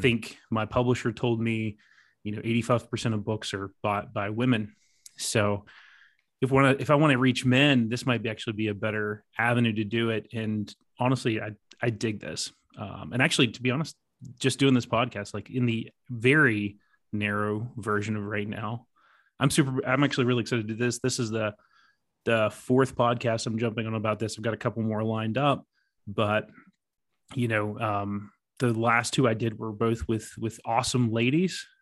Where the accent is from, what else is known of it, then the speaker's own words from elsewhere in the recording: West Virginia, United States; I grew up in West Virginia